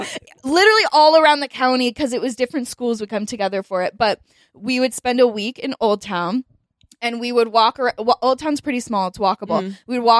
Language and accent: English; San Diego, California, United States; born or raised there